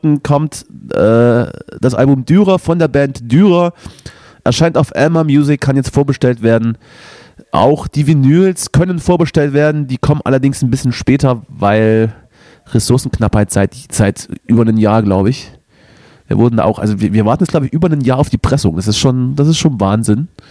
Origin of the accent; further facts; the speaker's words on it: the East, East Germany, Germany; bei uns im Osten